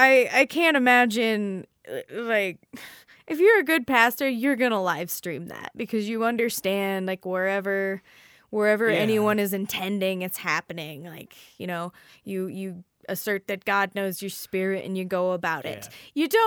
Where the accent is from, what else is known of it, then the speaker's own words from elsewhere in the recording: the Bible Belt, United States; So I come from the Bible Belt